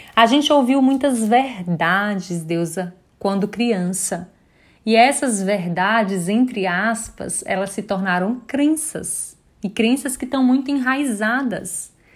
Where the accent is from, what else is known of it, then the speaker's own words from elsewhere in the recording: Bom Jesus da Lapa, Bahia, Brazil; now in Salvador, Brazil; Eu sou do interior, né? Eu sou de Bom Jesus da Lapa, moro hoje em Salvador